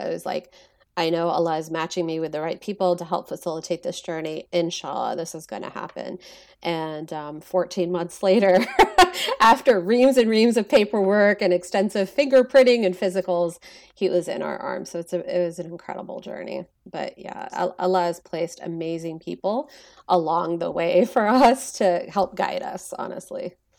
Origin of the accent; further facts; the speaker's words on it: Texas, United States; growing up in Texas